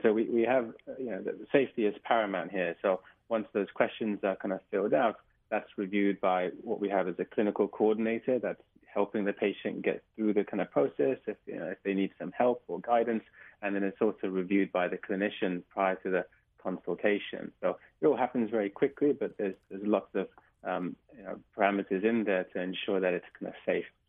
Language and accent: English; England, United Kingdom; now in Hawaii, United States; as you can probably tell from my accent. I'm from England